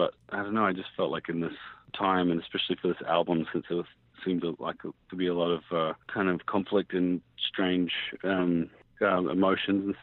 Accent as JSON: {"language": "English", "country": "New Zealand", "tie": "born or raised there", "moved": "yes", "said": "I grew up mixed race and I grew up in New Zealand and kind of have three different passports and kind of travel for a living, and I've lived in a few different places"}